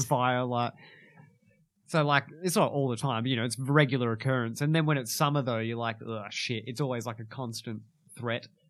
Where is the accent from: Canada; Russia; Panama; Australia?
Australia; Kalgoorlie, Western Australia; now in Perth, Australia; I was born in Kalgoorlie